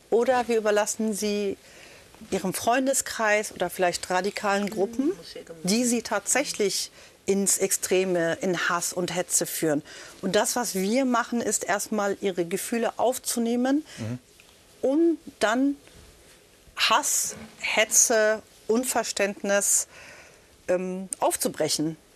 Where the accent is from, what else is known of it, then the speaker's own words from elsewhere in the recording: Palestine; also born or lived in Lebanon; now in Germany; Ich bin Palästinenserin, ich bin selber ein Flüchtlingskind. Ich bin aus dem Bürgerkrieg, aus dem Libanon geflüchtet und habe Krieg erlebt.